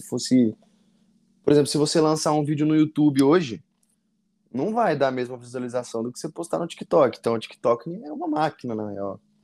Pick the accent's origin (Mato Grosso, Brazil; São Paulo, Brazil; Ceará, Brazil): São Paulo, Brazil; Avaré; Eu sou de, de Avaré, interior de São Paulo